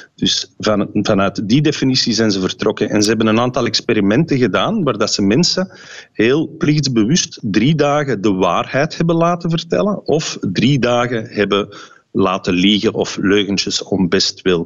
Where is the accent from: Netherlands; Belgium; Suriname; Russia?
Belgium; Flanders